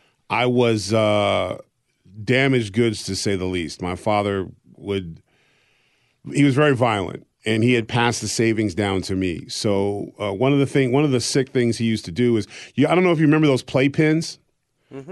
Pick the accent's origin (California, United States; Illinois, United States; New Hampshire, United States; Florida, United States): New Hampshire, United States; Exeter; born there; But so I was born actually in Exeter, New Hampshire, because that was the only hospital